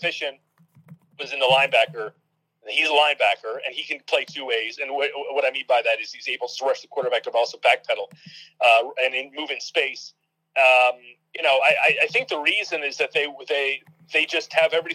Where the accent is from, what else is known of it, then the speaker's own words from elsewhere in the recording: Ann Arbor, Michigan, United States; I grew up in Michigan. I grew up in Ann Arbor.